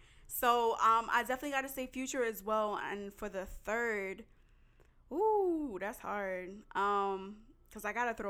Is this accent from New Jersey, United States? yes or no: yes; New Jersey, United States; also born or lived in New York; I'm straight from the East Coast, born and raised. Mm-hmm. I'll rip it till I die. No, let me stop. But now I'm from the Tri-State, originally born in Jersey. All my family's from New York, Brooklyn to be exact.